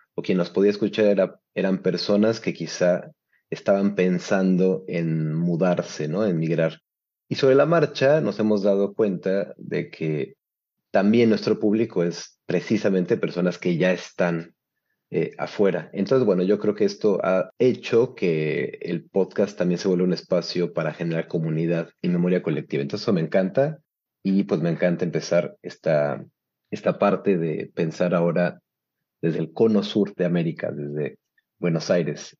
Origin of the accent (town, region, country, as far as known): Mexico; now in Turin, Italy